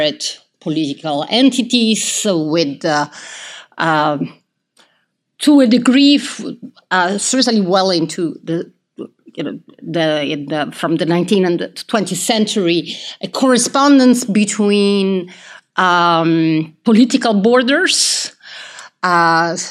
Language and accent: English; Italy; moved away as an adult; also born or lived in United Kingdom; growing up in Italy and then studying in the UK and then teaching here.